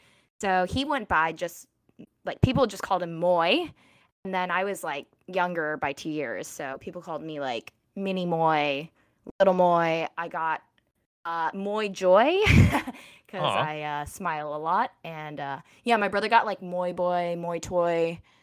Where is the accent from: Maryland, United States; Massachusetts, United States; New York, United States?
Maryland, United States; I grew up in Maryland, but my dad's side of the family is from Guangzhou in China.